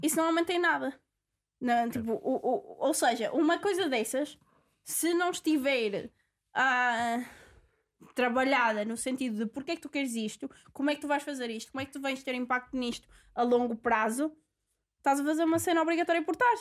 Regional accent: Portugal; De, de onde é que eu sou? Sou de Portugal

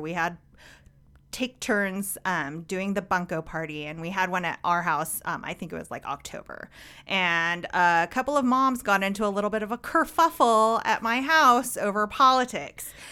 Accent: Orange County, California, United States; I grew up in Orange County, child of, um, immigrants, first generation Korean American

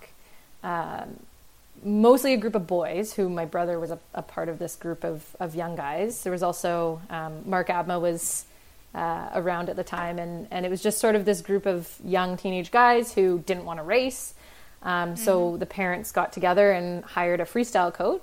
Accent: Delta, British Columbia, Canada; also born or lived in Ontario; A little suburb of Vancouver called Delta, which is a nice little place

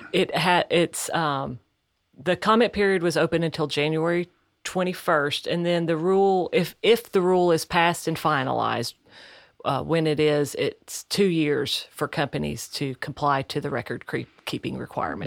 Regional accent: the South, United States; accent: southern; my southern accent

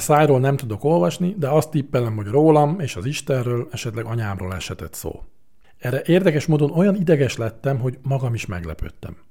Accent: Hungary

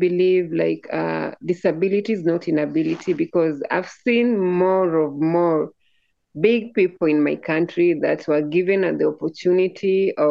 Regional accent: Nairobi, Kenya; also born or lived in Homa Bay, South Nyanza, Kenya; I'm from Nairobi, Kenya, but where I call home is South Nyanza. That one is Homa Bay, another part of my tribe village.

